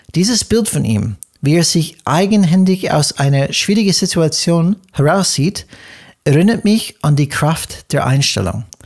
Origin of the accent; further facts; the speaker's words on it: United States; German is a second language; moved away; bin ich Amerikaner und wir Amerikaner